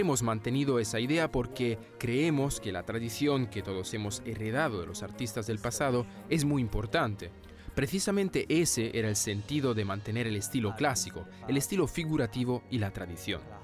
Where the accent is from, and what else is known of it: France